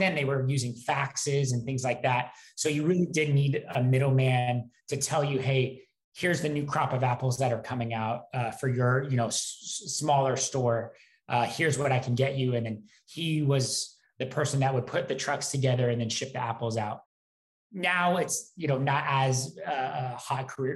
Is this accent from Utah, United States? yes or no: no; Wenatchee, Washington, United States; I'm from Wenatchee, Washington, a small town